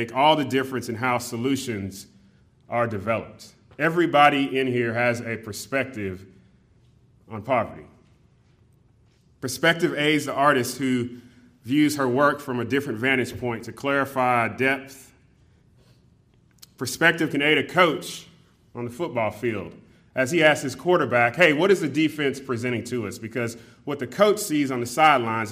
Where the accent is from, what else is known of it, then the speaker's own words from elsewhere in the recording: California, United States; growing up in California